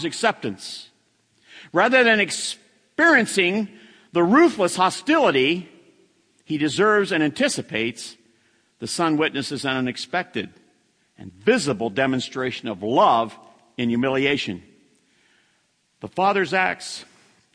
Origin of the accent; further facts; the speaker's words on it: United States; I'm an American